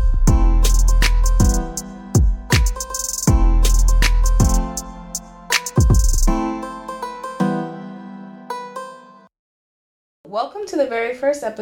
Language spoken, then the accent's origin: English; Boston, Massachusetts, United States; I'm from Boston, born and raised, and I just want to clarify for all my listeners that I'm from inside the city of Boston